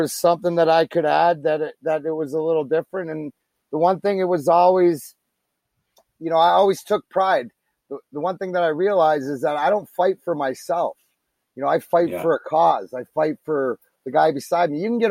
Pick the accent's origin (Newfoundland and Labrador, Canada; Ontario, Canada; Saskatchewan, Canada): Ontario, Canada; Leamington; I grew up in Leamington